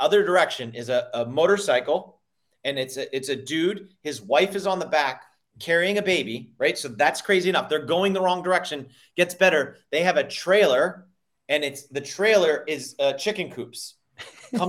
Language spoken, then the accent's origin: English; Northeast, United States; I grew up in the Northeast